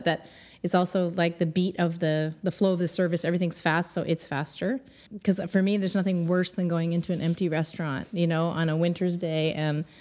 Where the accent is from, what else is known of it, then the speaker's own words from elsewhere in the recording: Kingston, Ontario, Canada; moved away as an adult; now in Montreal, Canada; I grew up in Ontario. I'm from Kingston, Ontario, a little small town.